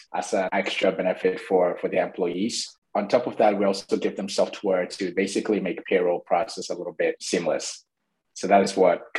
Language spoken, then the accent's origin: English; Ghana; moved away as an adult; also born or lived in Iowa, United States; now in New York, United States; originally from Ghana, West Africa, came to Grinnell 2016 as well